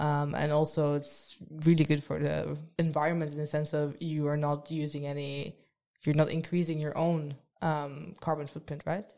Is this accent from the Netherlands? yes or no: yes; Netherlands; moved away as an adult; now in Trondheim, Norway; I'm from the Netherlands